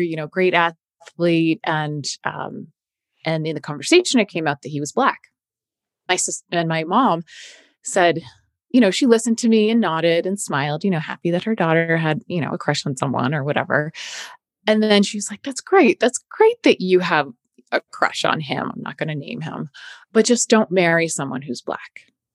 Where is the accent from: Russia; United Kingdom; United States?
United States; outside of Boston, Massachusetts; I grew up in outside of Boston, a very white area.